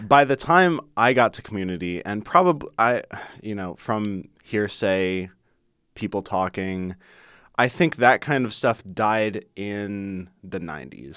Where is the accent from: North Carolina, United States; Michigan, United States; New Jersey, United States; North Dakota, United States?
Michigan, United States; Ann Arbor; growing up in Ann Arbor